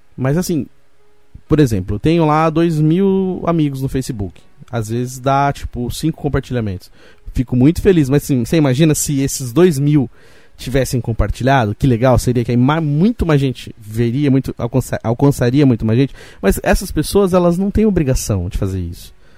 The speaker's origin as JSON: {"language": "Portuguese", "town": "Roseira", "region": "São Paulo", "country": "Brazil", "tie": "born or raised there", "said": "Eu, eu nasci em São Paulo, mas fui criado em Roseira. Então fiquei muito tempo aqui em Roseira, até os meus 17 anos"}